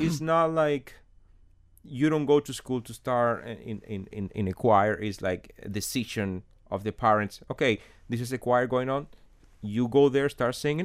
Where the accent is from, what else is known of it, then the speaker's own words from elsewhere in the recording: Holguín, Cuba; English is a second language; moved away as an adult; now in Miami, United States; I remember being a kid in my hometown, uh, Holguin.